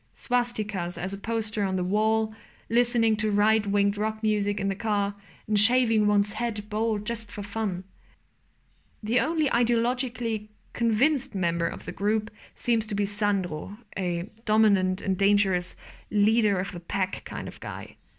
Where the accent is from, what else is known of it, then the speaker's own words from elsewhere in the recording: East Germany, Germany; I was born in 1999 in East Germany. I'm a Nachwendekind, a part of the generation of children born in reunified Germany one of those children who have grown up with all the privileges of democracy